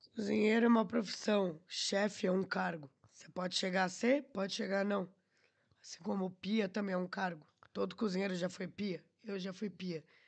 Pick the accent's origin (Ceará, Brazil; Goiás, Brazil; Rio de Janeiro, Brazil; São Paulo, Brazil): São Paulo, Brazil; Atibaia; moved away as an adult; also born or lived in Curitiba / Porto / Lisbon; now in Portugal; Sou caipira, né, mano? Lá do interior da Atibaia.